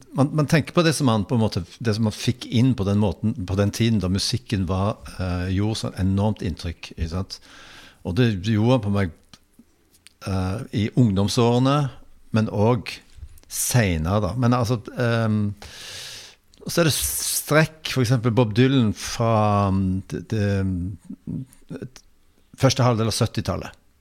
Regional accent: Bodø, Nordland, Norway; now in Stavanger, Norway; jeg vokste opp i Eller utenfor, rett utenfor Bodø i eh, Nord-Norge.

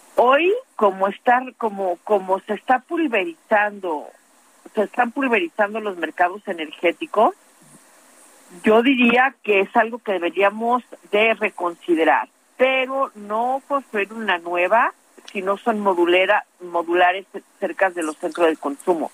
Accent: Mexico; yo como mexicana

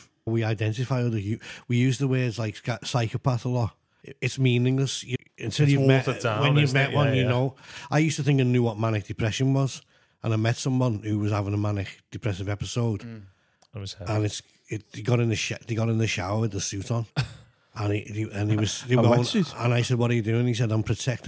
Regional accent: Liverpool, North West England, United Kingdom; I come from Liverpool

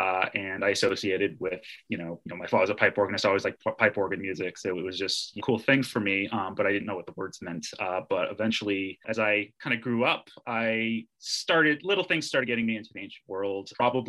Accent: Boston, Massachusetts, United States; I grew up in Boston. My parents were in the choir and my father played the pipe organ for St. Paul Church in Harvard Square. And it was a Catholic church.

